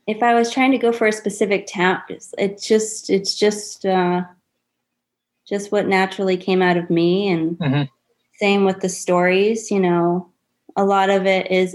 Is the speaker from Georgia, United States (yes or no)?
no; Dighton, Massachusetts, United States; also born or lived in West Springfield, Massachusetts / Greece; that's when we went to Dighton